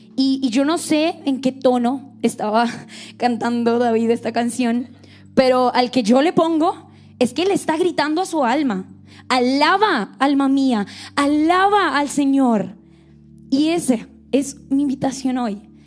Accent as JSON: {"language": "Spanish", "region": "Bogotá", "country": "Colombia", "accent": "Rola", "moved": "yes", "said": "soy colombiana, soy de Colombia"}